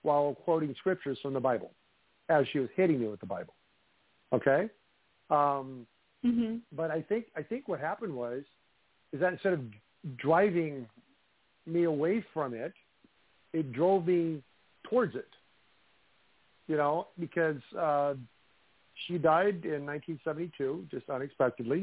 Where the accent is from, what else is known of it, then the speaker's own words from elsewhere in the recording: Midwest, United States; Growing up in the Midwest, living in, you know, old homes